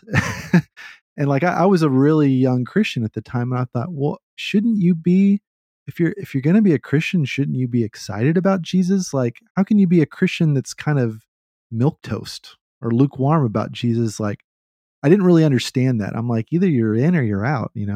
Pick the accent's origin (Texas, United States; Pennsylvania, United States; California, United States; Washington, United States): Texas, United States; Austin; I grew up in Austin where it's trendy to hate what's trendy